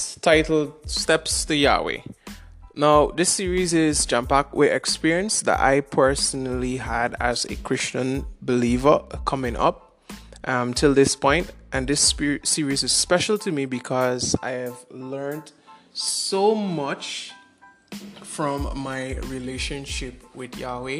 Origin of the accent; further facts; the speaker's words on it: Georgetown, Demerara-Mahaica, Guyana; I was born in Georgetown, Guyana